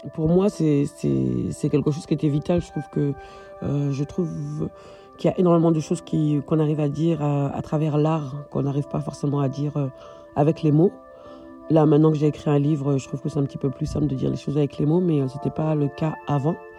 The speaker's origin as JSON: {"language": "French", "country": "France", "moved": "as an adult", "lives_now": "Berlin, Germany", "said": "Je suis française d'origine malienne et je vis à Berlin actuellement"}